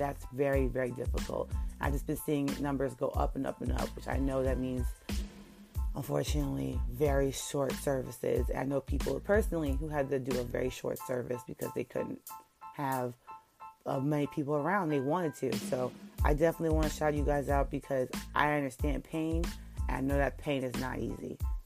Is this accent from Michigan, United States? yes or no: no; New York, United States; I'm from New York, so our high schools like to really get out around June